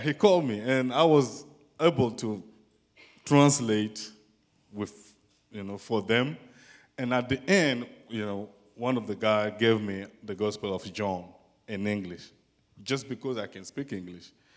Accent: Burkina Faso; English is a second language; moved away; I came from West Africa, and in a country called Burkina Faso.

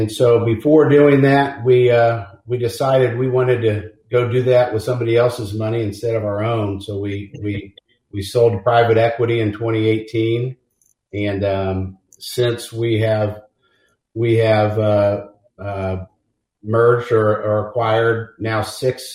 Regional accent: Kansas City, Missouri, United States; also born or lived in Mobile, Alabama; Born and raised in Kansas City. Blessed to have grown up in a big family here

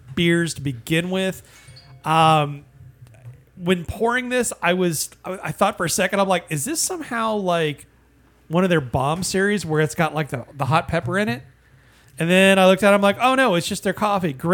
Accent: Indiana, United States; now in Charlotte, United States; From my home state, Indiana.

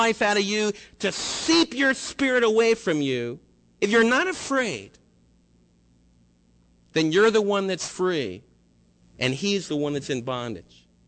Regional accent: United States; us as American believers

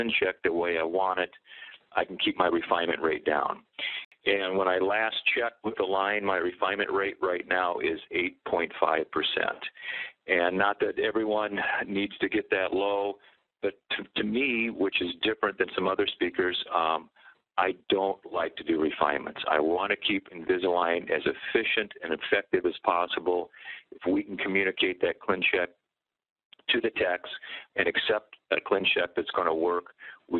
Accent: Iowa City, Iowa, United States; now in Minnesota, United States; Originally an Iowa boy, born and raised in Iowa City, Iowa. Went to Minnesota and have been in private practice all these years

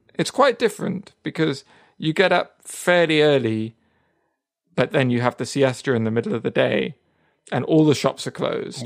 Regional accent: Marbella, Andalusia, Spain; moved away; I grew up in Marbella

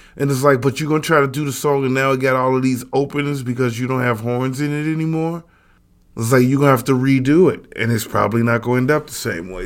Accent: Chicago, Illinois, United States; we are from Chicago

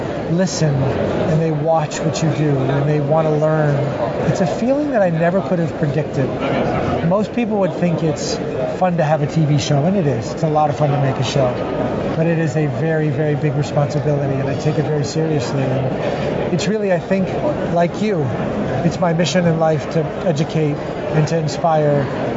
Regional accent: Miami, Florida, United States; You know, Miami's an interesting place to grow up. It's a very, very international feel.

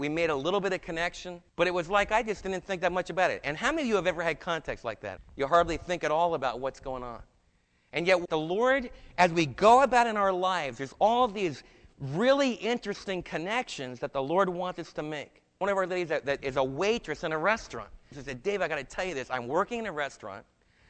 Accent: New Jersey, United States; also born or lived in New York; and I was from New Jersey and New York.

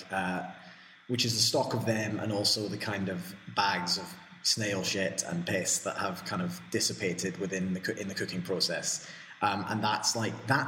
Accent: Scotland, United Kingdom; moved away as an adult; now in Spain; And I'm Scottish

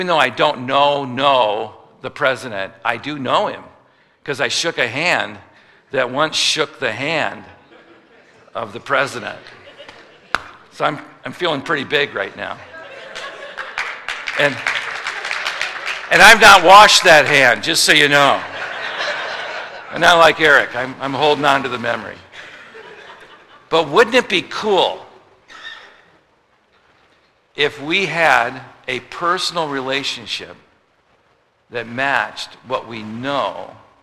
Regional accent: United States; I'm from America

